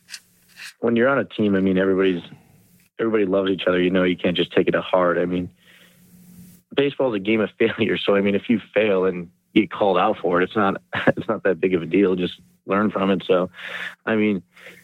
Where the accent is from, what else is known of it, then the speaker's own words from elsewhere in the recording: Hudson, Ohio, United States; my hometown, Hudson, Ohio.